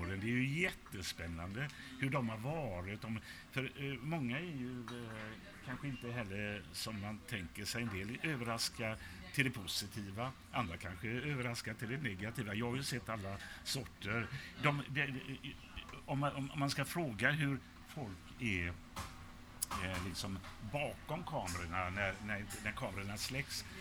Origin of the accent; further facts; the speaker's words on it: Gothenburg, Västra Götaland, Sweden; jag är uppvuxen i Biskopsgården